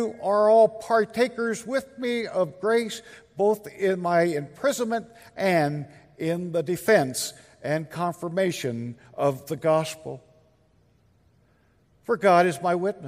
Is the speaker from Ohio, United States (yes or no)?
no; Linn, Kansas, United States; now in Alderson, United States; my hometown, which is Lynn, Kansas